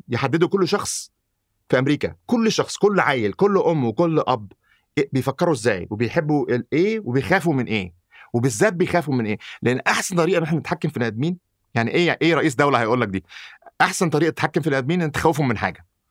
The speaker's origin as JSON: {"language": "Arabic", "country": "Egypt", "tie": "born or raised there", "also_born_or_lived": "United States", "moved": "yes", "lives_now": "Saudi Arabia", "said": "انا مولود في مصر"}